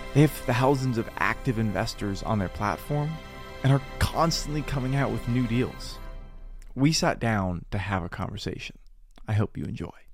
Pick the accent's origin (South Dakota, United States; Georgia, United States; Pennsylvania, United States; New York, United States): Georgia, United States; now in Florida, United States; I, I grew up in Georgia and we're down here in Florida